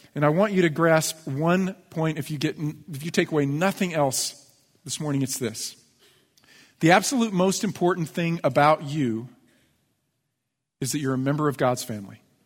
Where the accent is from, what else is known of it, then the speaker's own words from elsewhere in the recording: United States; I'm an American. I'm a U S citizen